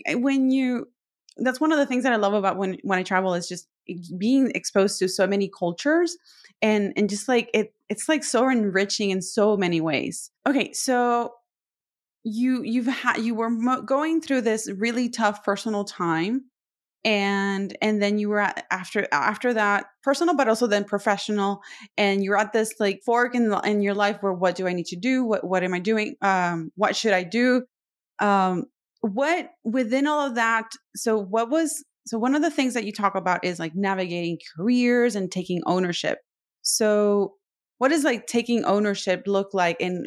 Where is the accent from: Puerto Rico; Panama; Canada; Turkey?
Puerto Rico; I'm from Puerto Rico.